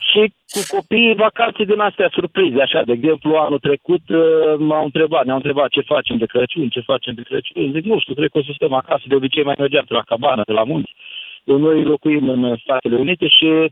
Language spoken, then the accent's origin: Romanian; Italy; Romanian is a second language; now in Lugoj, Romania; sunt italian eu și locuiesc în Lugoș